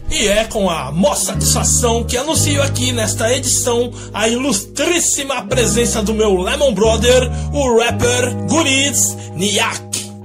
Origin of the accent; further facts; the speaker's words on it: São Bernardo do Campo, São Paulo, Brazil; Eu também sou dessa quebrada aí. Salve Jardim Silvina, Montanhão, Seleta, Vila São José, Limpão, Olho Duto, Cafezais, todos os bairros adjacentes